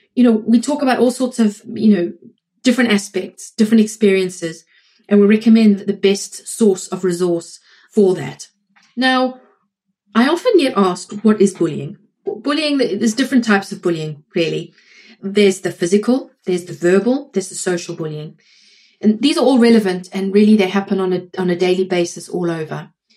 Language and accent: English; South Africa; now in United States; I'm in the US, I'm South African